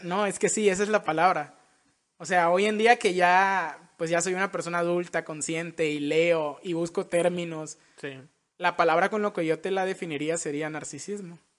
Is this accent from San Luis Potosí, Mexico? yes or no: no; Villahermosa, Tabasco, Mexico; now in Mérida, Mexico; somos de Villahermosa nosotros. Somos chocos de la tierra del pozol